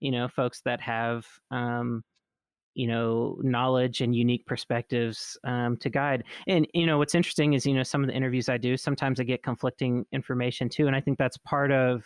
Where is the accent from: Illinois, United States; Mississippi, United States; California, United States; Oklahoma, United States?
Mississippi, United States; me growing up in Mississippi